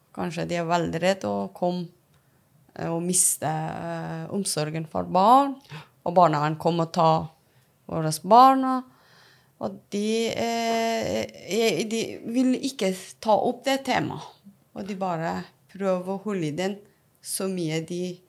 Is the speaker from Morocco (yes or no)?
no; Afghanistan; Norwegian is a second language; now in Norway; jeg er opprinnelig fra Afghanistan, som så kom til Norge